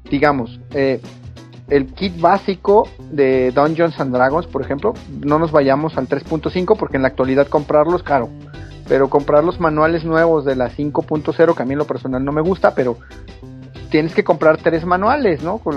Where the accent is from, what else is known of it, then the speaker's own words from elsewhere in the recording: Mexico City, Mexico; now in Chihuahua, Mexico; yo soy de la Ciudad de México, me vine a vivir a, Chihuahua, por allá el 2001